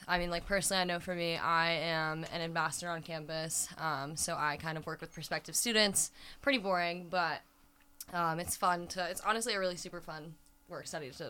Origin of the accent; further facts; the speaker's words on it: Boulder, Colorado, United States; moved away as an adult; now in Iowa, United States; I am from Boulder, Colorado.